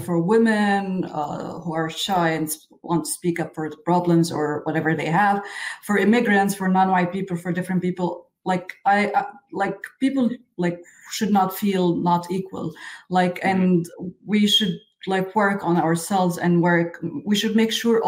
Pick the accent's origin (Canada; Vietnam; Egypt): Egypt; I was born and raised in Egypt, in Middle East